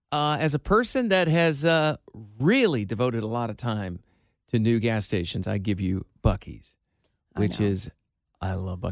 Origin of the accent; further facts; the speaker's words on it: Iowa, United States; now in Cincinnati, United States; I grew up in the Midwest, Iowa